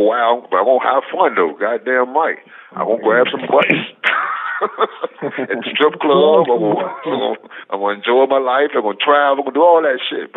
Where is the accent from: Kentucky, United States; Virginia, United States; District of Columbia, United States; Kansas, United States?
Virginia, United States; Richmond; I'm from Richmond